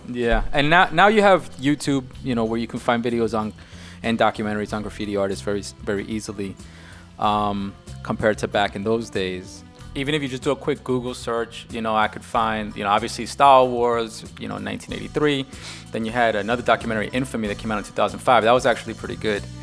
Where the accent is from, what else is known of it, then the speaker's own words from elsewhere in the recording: New York, United States; me and Greed, we're from New York